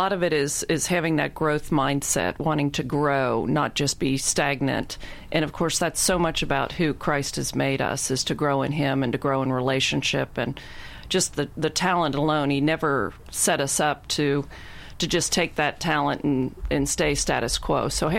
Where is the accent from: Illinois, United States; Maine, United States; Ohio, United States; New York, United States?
Ohio, United States; Cincinnati